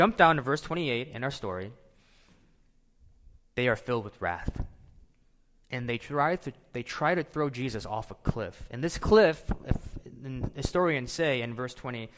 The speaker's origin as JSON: {"language": "English", "town": "St. Louis", "region": "Missouri", "country": "United States", "tie": "born or raised there", "moved": "yes", "said": "I grew up in St. Louis, Missouri"}